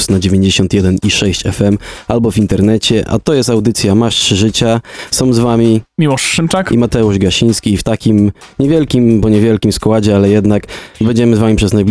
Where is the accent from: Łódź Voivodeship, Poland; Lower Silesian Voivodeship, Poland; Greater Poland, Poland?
Lower Silesian Voivodeship, Poland; Wrocław; jestem z Wrocławia